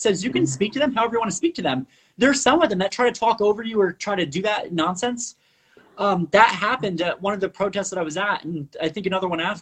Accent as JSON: {"language": "English", "country": "Puerto Rico", "first_language": "Spanish", "said": "I'm from Puerto Rico, or our family historically, regardless from Puerto Rico"}